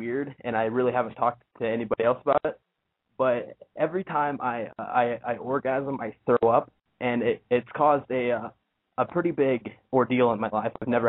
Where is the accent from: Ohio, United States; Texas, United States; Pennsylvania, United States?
Ohio, United States; I'm 18, and I'm from Ohio.